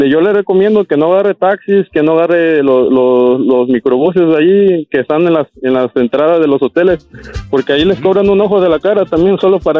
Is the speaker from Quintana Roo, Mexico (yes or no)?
yes; Quintana Roo, Mexico; yo soy del estado de Quintana Roo